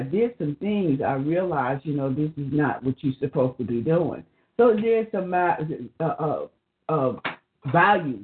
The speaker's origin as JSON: {"language": "English", "region": "the South", "country": "United States", "tie": "born or raised there", "said": "in the South growing up"}